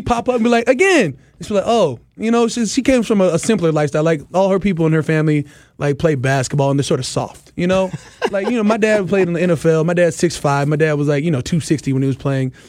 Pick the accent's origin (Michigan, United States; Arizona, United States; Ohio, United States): Arizona, United States; moved away; also born or lived in Minnesota / California; I'm a West Coast kid, man. I'm from Arizona. I went to school in Cali.